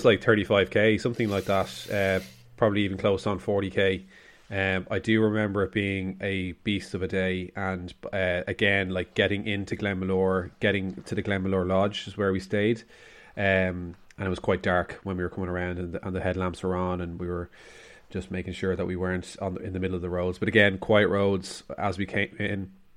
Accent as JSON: {"language": "English", "country": "Ireland", "said": "We are Irish"}